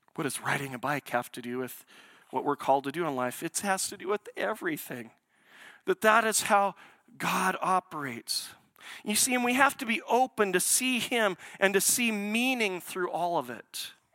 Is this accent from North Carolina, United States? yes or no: no; Portland, Oregon, United States; Portland, it's where I was born.